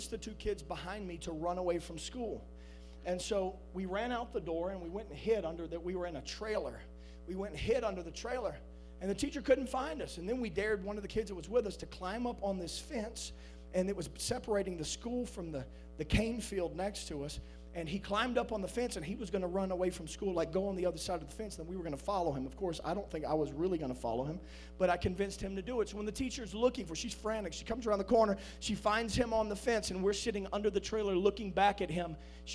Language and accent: English; South Louisiana, United States; I was born on June 28th, 1982, in a hospital in South Louisiana. As a young child, my parents can attest to this, I was a Cajun's Cajun